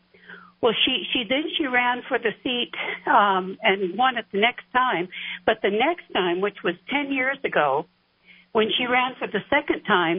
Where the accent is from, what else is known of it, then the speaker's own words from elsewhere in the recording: Fairbanks, Alaska, United States; I'm from Fairbanks, Alaska, where they both are from and live.